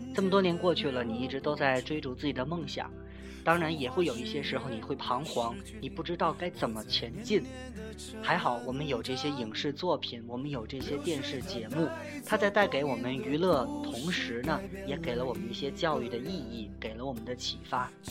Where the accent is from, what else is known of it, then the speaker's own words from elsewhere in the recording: Tianjin, China; 特别是作为天津人嘛